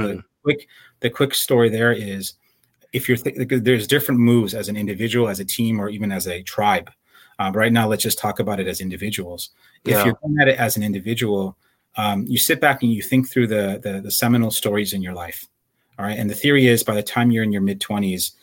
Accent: Chicago, Illinois, United States; now in San Jose, United States; I'm the son of Iranian immigrants. I grew up in Chicago

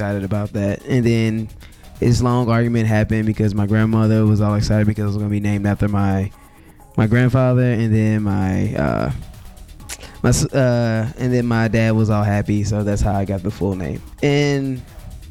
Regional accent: United States; I'm American

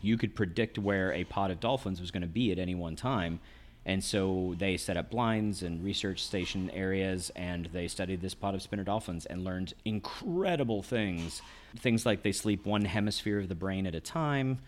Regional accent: Owensboro, Kentucky, United States; moved away as an adult; also born or lived in Ohio / Pennsylvania / Orange County, California / Santa Cruz, California; when I was s, about six years old until I graduated high school, I lived in Kentucky

